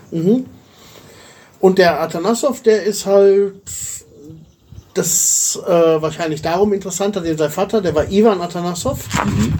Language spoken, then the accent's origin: German; Germany; moved away as an adult; now in Bulgaria; wie lebe ich als Deutscher in Bulgarien?